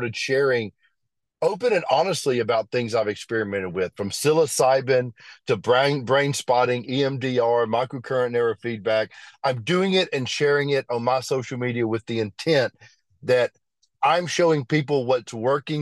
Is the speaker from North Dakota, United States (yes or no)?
no; Birmingham, Alabama, United States; I grew up in Birmingham.